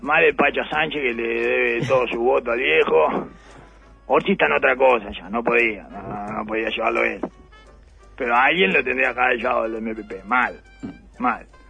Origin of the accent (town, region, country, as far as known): Uruguay